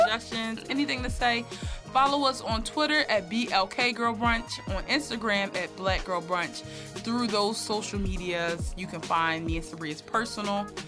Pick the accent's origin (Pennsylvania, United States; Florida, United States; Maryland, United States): Pennsylvania, United States; Philadelphia; I'm from North Philly too